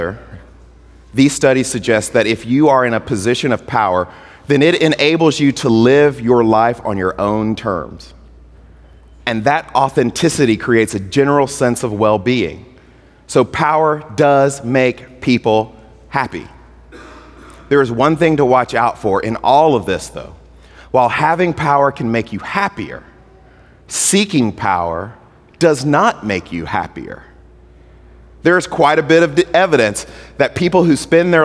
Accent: Mississippi, United States; I'm from Mississippi

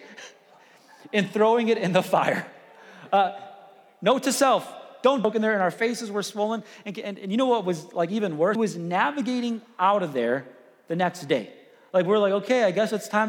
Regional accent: Chicago, Illinois, United States; I grew up in Chicago

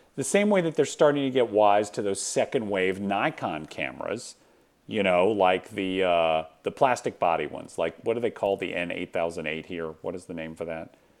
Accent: Atlanta, Georgia, United States; moved away; my hometown of Atlanta

